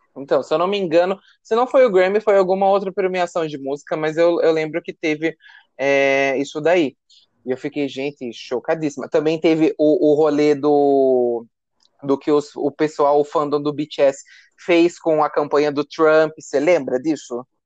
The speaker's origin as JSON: {"language": "Portuguese", "country": "Brazil"}